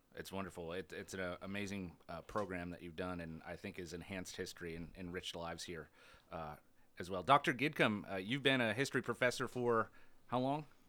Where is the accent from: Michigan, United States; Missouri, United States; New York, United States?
New York, United States; Adirondack Park, upstate; moved away; I grew up in the Adirondack Park in, in far upstate New York